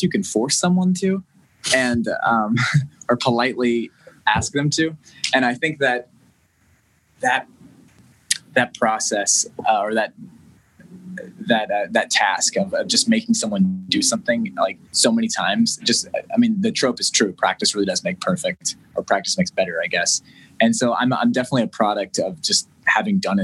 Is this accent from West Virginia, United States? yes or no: yes; West Virginia, United States; moved away as an adult; also born or lived in Nashville; I bought a house in my hometown and, in West Virginia